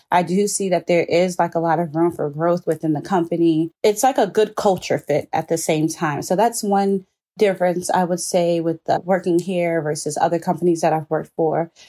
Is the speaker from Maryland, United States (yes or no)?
yes; Prince George's County, Maryland, United States; I was born in Maryland, Prince George's County to be more direct. And I've been here almost my entire life.